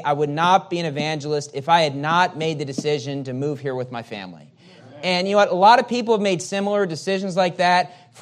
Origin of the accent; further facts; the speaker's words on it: West Virginia, United States; moved away as an adult; also born or lived in California; I'm from West Virginia, and which is very different than California.